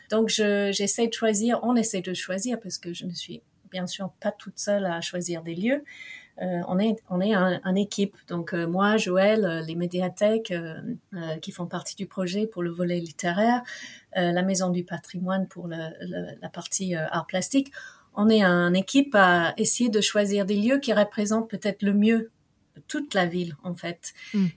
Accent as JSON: {"language": "French", "region": "England", "country": "United Kingdom", "second_language": "French", "moved": "yes", "lives_now": "France", "said": "je suis anglaise"}